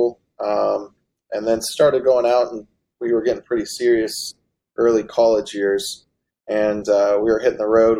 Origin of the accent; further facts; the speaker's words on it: West Virginia, United States; we're from West Virginia